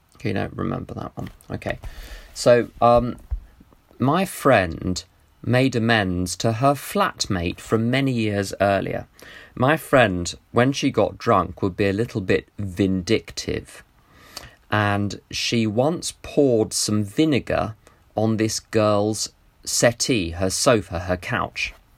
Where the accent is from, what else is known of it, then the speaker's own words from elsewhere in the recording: United Kingdom; my attachment to being British